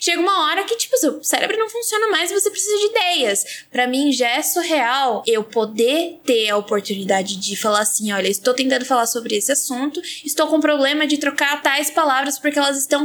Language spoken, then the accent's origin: Portuguese; Baixada Santista, São Paulo, Brazil; eu sou da, da Baixada Santista